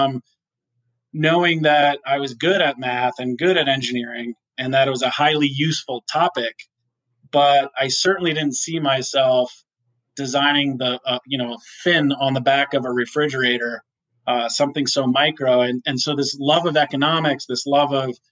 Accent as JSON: {"language": "English", "region": "New York", "country": "United States", "tie": "born or raised there", "said": "I grew up in New York and went to a math and science high school"}